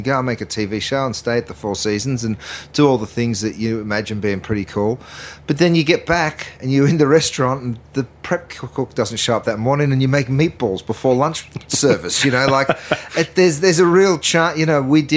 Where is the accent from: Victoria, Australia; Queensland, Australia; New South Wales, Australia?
Victoria, Australia; Melbourne; moved away as an adult; also born or lived in London, United Kingdom; now in Los Angeles, United States; I grew up in East Keeler